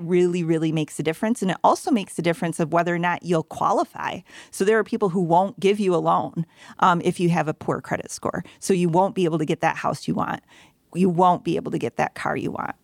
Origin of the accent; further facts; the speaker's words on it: Grand Rapids, Michigan, United States; I'm born and raised in Grand Rapids